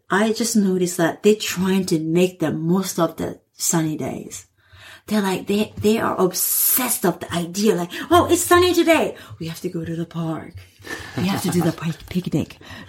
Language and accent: English; Sapporo, Hokkaido, Japan; I was born in Sapporo and I grew up here.